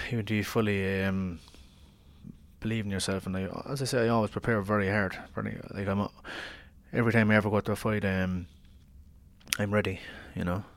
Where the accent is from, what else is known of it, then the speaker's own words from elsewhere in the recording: Ireland; I'm Irish